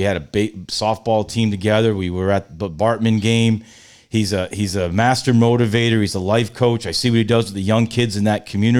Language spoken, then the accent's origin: English; Rhode Island, United States; I'm from Rhode Island. There I'm not from Massachusetts